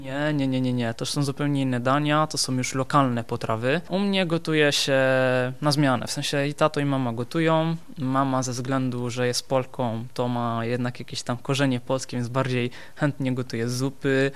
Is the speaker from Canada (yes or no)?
no; Benevento, Campania, Italy; Polish is a second language; moved away as an adult; also born or lived in Poland; now in Wrocław, Poland; Urodziłem się w Benevento we Włoszech, dokładnie południe Włoch.